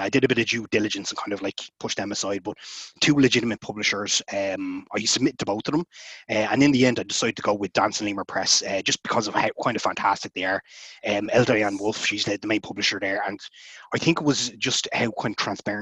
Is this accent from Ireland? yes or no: yes; Ireland; also born or lived in Dublin; I'm an Irish author. I live in Dublin.